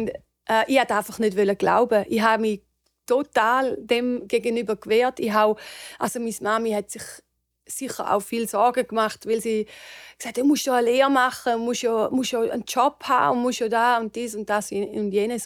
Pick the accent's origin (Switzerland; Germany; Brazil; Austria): Switzerland; near St. Gallen; moved away as an adult; now in Los Angeles, United States; Also ich bin in der Nähe von St. Gallen aufgewachsen